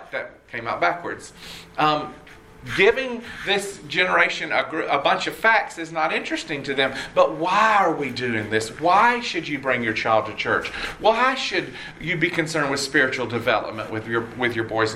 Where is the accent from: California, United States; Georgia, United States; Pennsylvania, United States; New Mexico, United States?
Georgia, United States; Red Oak; I grew up in Red Oak, Georgia.